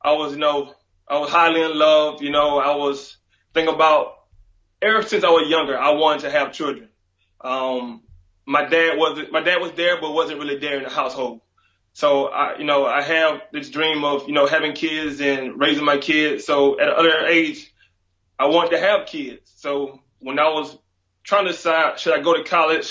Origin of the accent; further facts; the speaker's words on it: Montezuma, Georgia, United States; moved away; I'm from Montezuma, Georgia